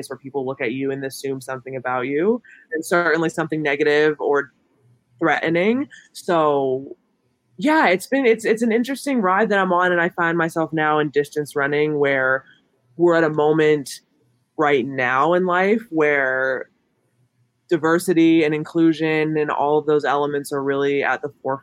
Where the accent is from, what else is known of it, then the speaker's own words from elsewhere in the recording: Homer City, Pennsylvania, United States; I'm from Homer City, as you mentioned, which is a super small town outside of Pittsburgh